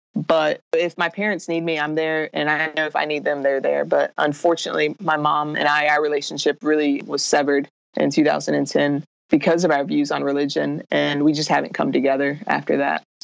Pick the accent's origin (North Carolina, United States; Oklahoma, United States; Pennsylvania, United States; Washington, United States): North Carolina, United States; Raleigh; I was born and raised in Raleigh, North Carolina